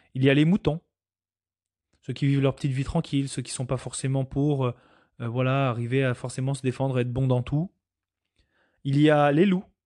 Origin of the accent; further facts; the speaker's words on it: Canada; nous en tant que Canadiens